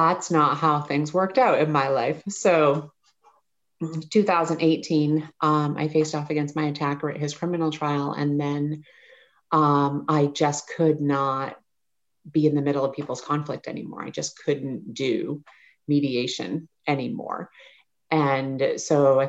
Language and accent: English; United States; moved away as an adult; also born or lived in New Hampshire / Maine; now in Oregon, United States; I grew up in New Hampshire and Maine, and I lived in Maine